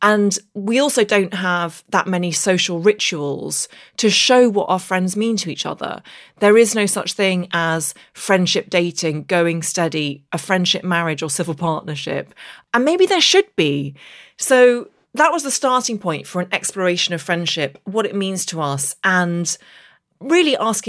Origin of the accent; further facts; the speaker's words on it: Derry, Northern Ireland, United Kingdom; accent: English; with an English accent, but I actually grew up in the north of Ireland in the Derry Girls era. And I grew up just outside Derry, went to primary school in Derry, but it was at secondary school in Belfast